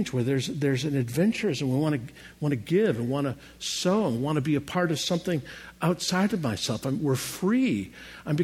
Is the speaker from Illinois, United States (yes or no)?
yes; Chicago, Illinois, United States; I'm from Chicago, and there's a gorgeous fountain right along Lake Michigan